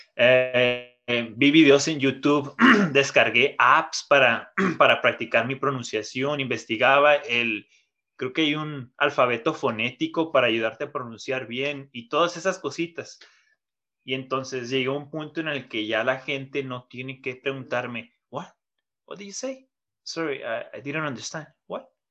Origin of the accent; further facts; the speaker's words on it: Mexico; moved away; por ser mexicano